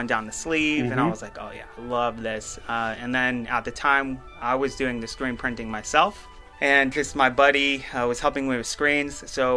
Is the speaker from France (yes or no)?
no; Guam; moved away; also born or lived in California; I lived in California for a while, and I was born on Guam, an island and stuff